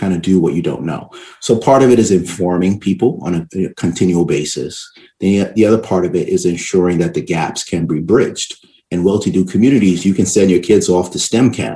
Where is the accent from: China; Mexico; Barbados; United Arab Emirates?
Barbados; also born or lived in New York City, United States; I'm originally from Barbados, right? And I went to school, public school system in New York City, you know, elementary school. And after that, I actually went back to Barbados and stayed there.